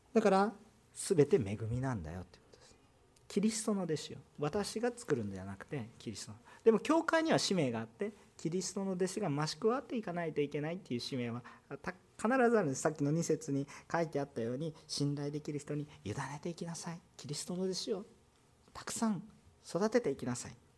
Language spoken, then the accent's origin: Japanese; Kansai, Japan; accent: Kansai dialect; 関西弁出てくると本音が出てきてる